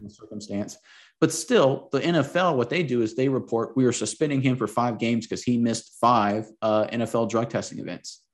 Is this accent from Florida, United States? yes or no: yes; Florida, United States; I grew up in Florida